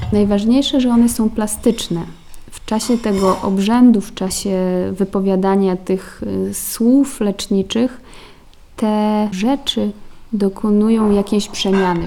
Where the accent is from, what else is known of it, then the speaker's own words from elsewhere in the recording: Podlaskie Voivodeship, Poland; also born or lived in Poznań; ja czuję, że jestem stąd i, i, tu dobrze się czuję.